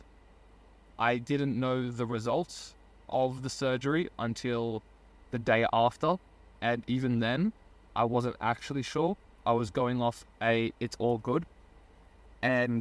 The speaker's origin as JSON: {"language": "English", "country": "Australia", "also_born_or_lived": "Germany / Hungary", "moved": "as an adult", "said": "I moved back to Australia from Germany and Hungary"}